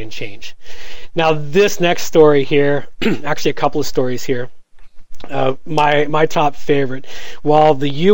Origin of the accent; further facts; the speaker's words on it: United States; I was growing up in the States